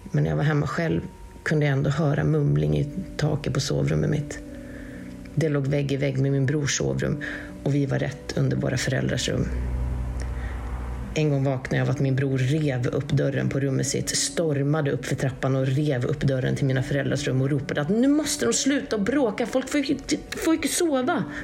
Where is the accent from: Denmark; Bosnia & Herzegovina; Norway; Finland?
Norway; Western Norway; Först kan jag väl kanske säga det att jag kommer från Västlandet här i Norge och jag kommer från en ganska övertroende släkt.